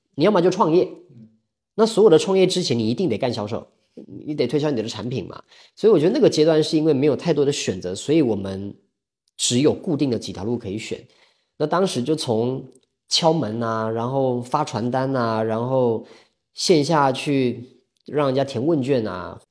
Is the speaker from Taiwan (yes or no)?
yes; Taiwan; accent: Taiwanese; moved away as an adult; now in Hangzhou, China; 我来自这个中国台湾，然后现在住在杭州，二零一八年的时候来杭州的，那我过去我是二零一二年进入职场的，也就是我今年虚岁应该算三十七吧，我是八七年的